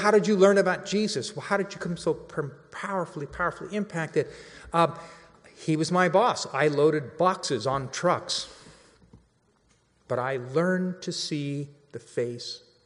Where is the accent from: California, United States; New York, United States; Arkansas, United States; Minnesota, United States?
California, United States; Central Valley; moved away as an adult; also born or lived in Los Angeles; Years ago, I moved to LA. I'm from the Central Valley